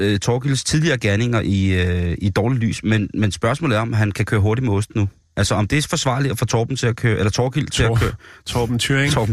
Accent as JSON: {"language": "Danish", "country": "Denmark", "said": "en konkurrence, hvor vi som danskere jo har været repræsenteret virkelig stolt og stærkt i mange år."}